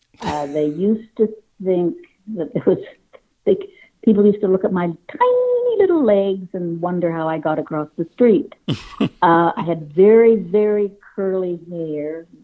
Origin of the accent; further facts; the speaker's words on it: Toronto, Ontario, Canada; Only child. It was just a great place to get away from because it was the 60s.